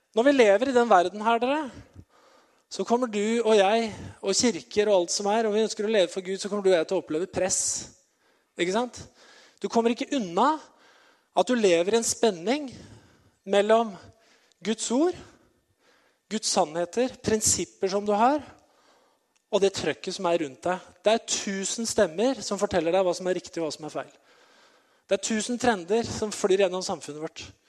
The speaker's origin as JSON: {"language": "Norwegian", "country": "Norway", "tie": "born or raised there", "said": "jeg har vokst opp i Betania, eh, lenger opp i gata her"}